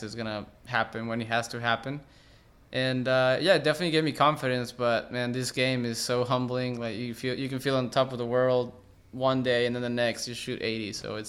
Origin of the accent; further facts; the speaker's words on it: McAllen, Texas, United States; born there; Yeah, so my whole family is from Reynosa, Mexico, which is a border town with McAllen and Mission, Texas. I was born in McAllen.